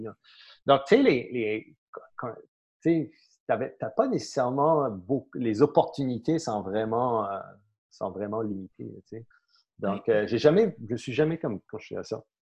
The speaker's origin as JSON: {"language": "French", "country": "St. Pierre & Miquelon", "tie": "born or raised there", "moved": "as an adult", "said": "je suis né à Saint-Pierre-et-Miquelon."}